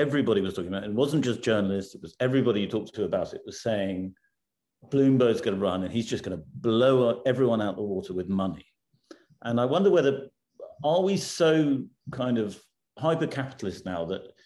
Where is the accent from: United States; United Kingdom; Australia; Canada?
United Kingdom; as a Brit